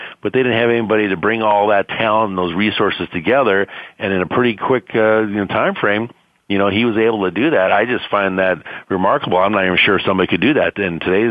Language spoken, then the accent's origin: English; Wisconsin, United States; now in San Diego, United States; I'm from Wisconsin. I'm a Wisconsin boy